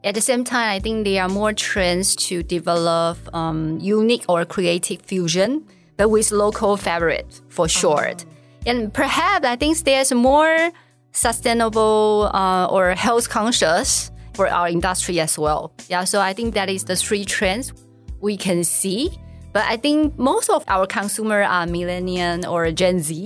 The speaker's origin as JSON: {"language": "English", "country": "Taiwan", "also_born_or_lived": "New York", "second_language": "English", "moved": "as an adult", "said": "the first opportunity for me to live outside of Taiwan"}